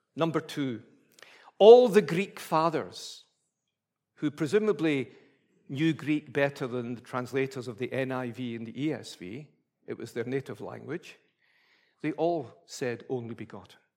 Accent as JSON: {"language": "English", "region": "Scotland", "country": "United Kingdom", "said": "being a Scottish Presbyterian"}